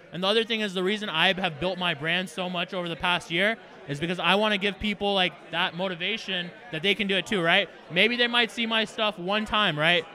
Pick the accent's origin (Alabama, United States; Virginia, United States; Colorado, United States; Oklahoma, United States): Alabama, United States; Foley; moved away as an adult; also born or lived in Ithaca, New York / Dallas / Los Angeles / Las Vegas; I originally grew up in Foley, Alabama